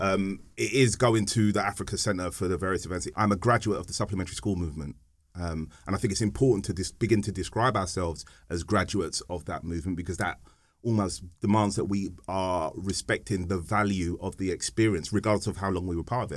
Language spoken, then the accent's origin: English; London, United Kingdom; we were born and bred in Hackney